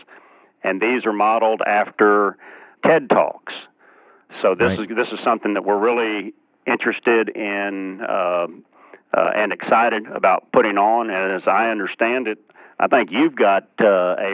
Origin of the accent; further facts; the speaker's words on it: Galveston, Texas, United States; Galveston, my hometown